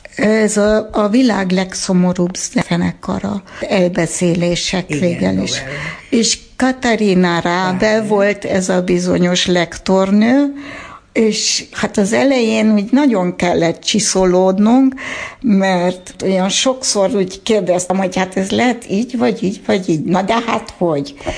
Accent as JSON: {"language": "Hungarian", "town": "Erlangen", "region": "Bavaria", "country": "Germany", "tie": "born or raised there", "also_born_or_lived": "Stuttgart, Germany", "first_language": "Hungarian", "moved": "yes", "lives_now": "Hungary", "said": "én a 70-es évek Németországában nőttem fel"}